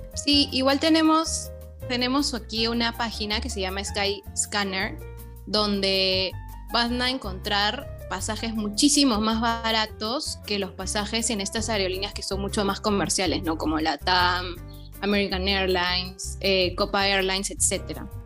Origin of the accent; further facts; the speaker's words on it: Peru; a nosotros los, peruanos